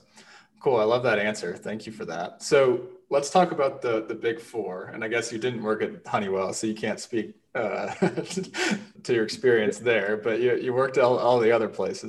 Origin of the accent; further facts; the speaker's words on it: St. Louis, Missouri, United States; I'm from St. Louis